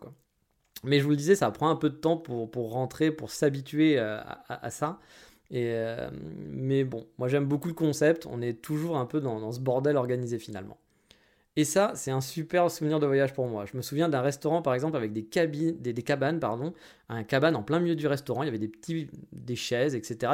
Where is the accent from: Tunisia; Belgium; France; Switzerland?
France; moved away as an adult; now in Japan; J'ai quitté la France pour certaines raisons aussi